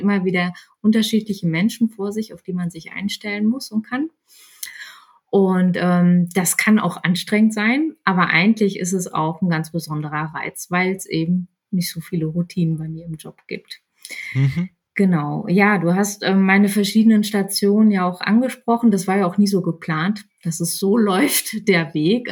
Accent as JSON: {"language": "German", "town": "Bielefeld", "region": "North Rhine-Westphalia", "country": "Germany", "tie": "born or raised there", "also_born_or_lived": "Berlin", "moved": "as an adult", "said": "bin dann mit meinem ähm, jetzigen Mann nach Bielefeld gezogen, ist meine Heimatstadt"}